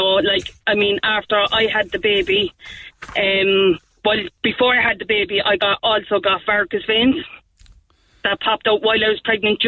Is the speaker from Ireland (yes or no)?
yes; Cork, Munster, Ireland; I'm from the North Side